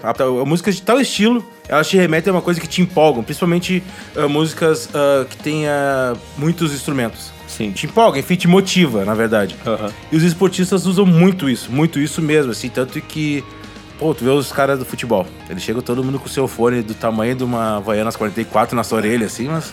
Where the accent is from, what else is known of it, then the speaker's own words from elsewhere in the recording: Gaúcho, Rio Grande do Sul, Brazil; eu sou gaúcho